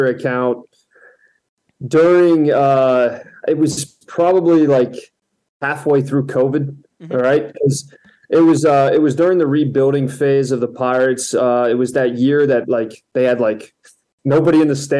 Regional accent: Florida, United States; moved away; I'm originally from Florida, I was born there

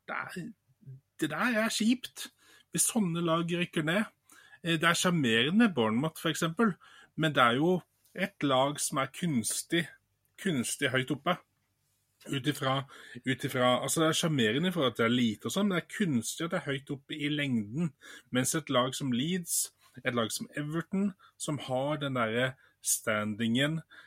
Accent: Bergen, Vestland, Norway; moved away; Jeg er jo opprinnelig bergenser

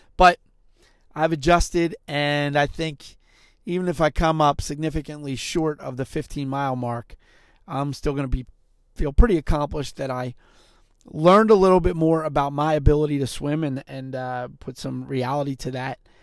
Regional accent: Philadelphia, Pennsylvania, United States; also born or lived in Montgomery County, Pennsylvania; I lived in Montgomery County at the time, but I grew up in Philadelphia.

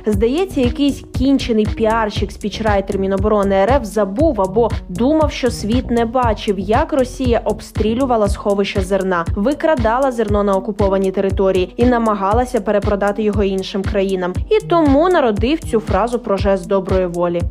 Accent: Ukraine; Ми з України

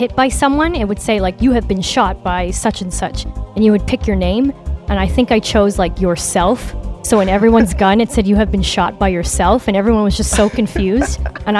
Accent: Toronto, Ontario, Canada; My hometown is Toronto, Ontario.

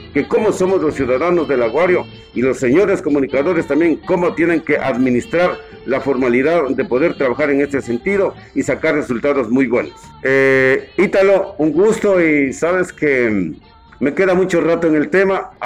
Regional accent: Ambato, Tungurahua, Ecuador; now in Lago Agrio, Ecuador; yo soy de Ambato.

